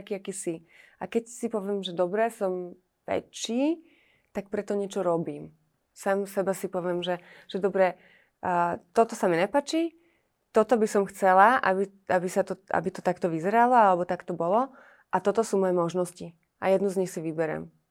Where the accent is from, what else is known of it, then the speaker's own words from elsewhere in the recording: Trenčín, Trenčín Region, Slovakia; ja som z Trenčína